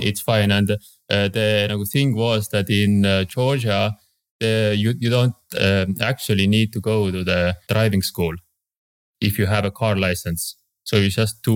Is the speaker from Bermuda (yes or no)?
no; Estonia; I'm from Estonia